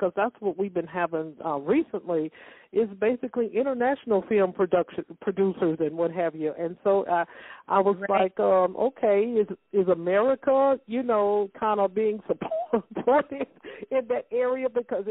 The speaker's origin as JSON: {"language": "English", "country": "United States", "said": "I'm an American"}